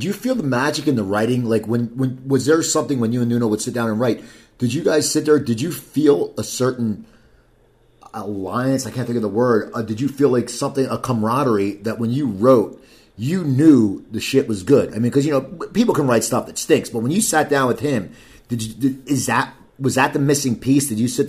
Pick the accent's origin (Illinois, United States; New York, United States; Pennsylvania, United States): Pennsylvania, United States; I grew up near Philadelphia, and there was the Philadelphia stable of bands